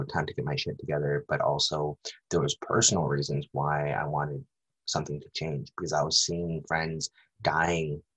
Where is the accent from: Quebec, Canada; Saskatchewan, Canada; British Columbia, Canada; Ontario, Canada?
British Columbia, Canada; Vancouver; I'm from Vancouver, but I was entrenched in the downtown east side